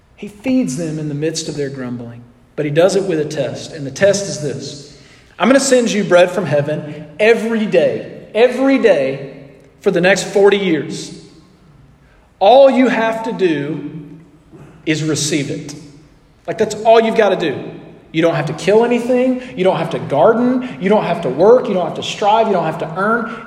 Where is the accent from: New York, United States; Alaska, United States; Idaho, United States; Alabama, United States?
Alabama, United States; Scottsboro; moved away; I was in my hometown a few weeks ago for a wedding, and I was spending time with all my high school friends.